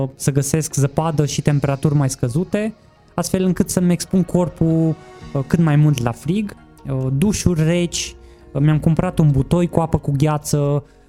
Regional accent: Cluj-Napoca, Cluj County, Romania; m-am născut la Cluj, am 36

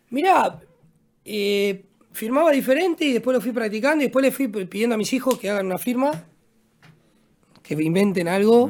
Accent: Buenos Aires, Argentina; moved away as an adult; also born or lived in Spain / Germany; now in Porto Alegre, Brazil; siempre paso por la casa donde nací

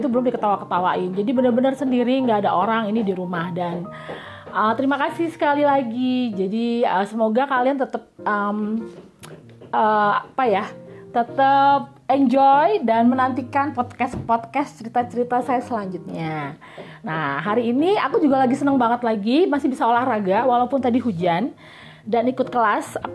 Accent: Jakarta, Indonesia; born there; suka nganggap remeh kita gitu yang lahir di Jakarta uh, karena kita bahasa Bataknya istilahnya berpasir-pasir nggak fluent ya bukan native speaker

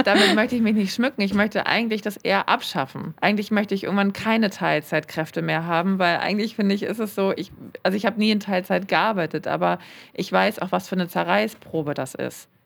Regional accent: Hamburg, Germany; ich bin ja Hamburgerin, die halt auch in Hamburg leben.

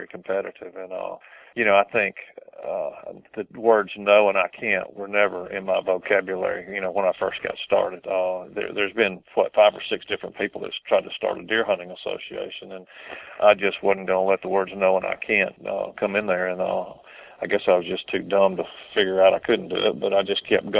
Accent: Montgomery, Alabama, United States; Montgomery, my hometown here

